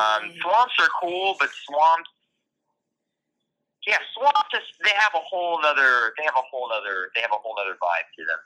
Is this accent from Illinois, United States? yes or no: no; Pinellas County, Florida, United States; moved away; also born or lived in Tampa, Florida / Louisville, Kentucky; I was born in Tampa, and I grew up in Pinellas County, which is the adjacent county to Florida. So there's Hillsborough and Pinellas County.